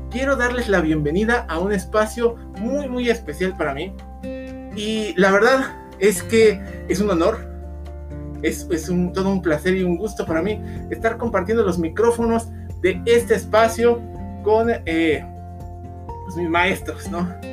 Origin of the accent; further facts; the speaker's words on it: Mexico; nosotros, como mexicanos